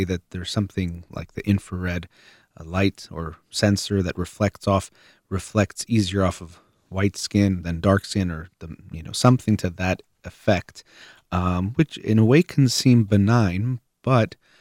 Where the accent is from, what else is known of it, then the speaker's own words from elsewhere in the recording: United States; I myself am Iranian-American and consider myself American